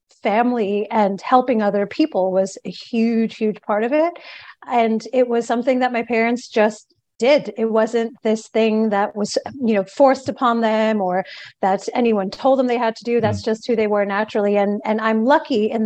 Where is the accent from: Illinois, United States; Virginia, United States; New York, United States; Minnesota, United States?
New York, United States; I'm originally from New York, born and bred New Yorker, and I come from a Indian American family